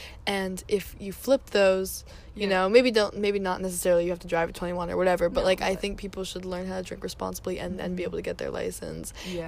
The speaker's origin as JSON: {"language": "English", "country": "United States", "tie": "born or raised there", "said": "I love where I grew up, and I'm happy that I got to grow up in America."}